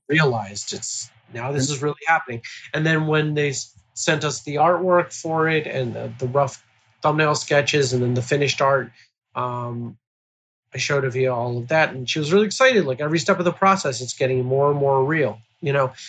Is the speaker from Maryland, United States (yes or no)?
yes; Baltimore, Maryland, United States; my hometown of Baltimore